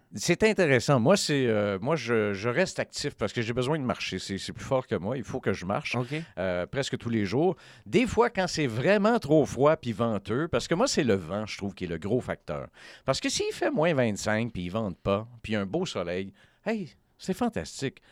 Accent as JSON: {"language": "French", "region": "Quebec", "country": "Canada", "moved": "yes", "said": "on vient du Québec, on est originaire du Québec"}